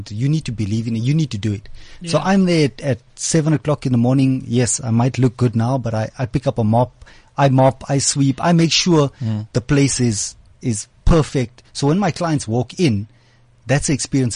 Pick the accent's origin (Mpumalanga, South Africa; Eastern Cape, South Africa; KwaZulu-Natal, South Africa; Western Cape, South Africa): Mpumalanga, South Africa; Nelspruit; moved away as an adult; now in Johannesburg, South Africa; I'm a boy from Nelspruit all the way in Mpumalanga